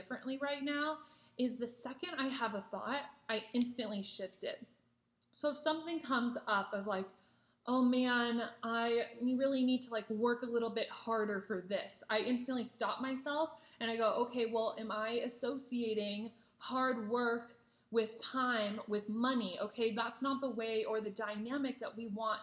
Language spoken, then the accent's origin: English; Nebraska, United States; moved away as an adult; now in California, United States; I'm actually from Nebraska and I just moved to California this year in May